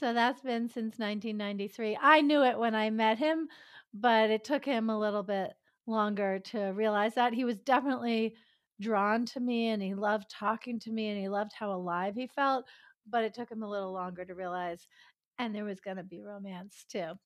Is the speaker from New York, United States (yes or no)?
yes; suburb of New York City, United States; also born or lived in Greenwich Village, Manhattan / Europe / Maryland / Massachusetts; now in Solano County, California, United States; I was born in Greenwich Village in Manhattan, and I did most of my growing up in a suburb of New York City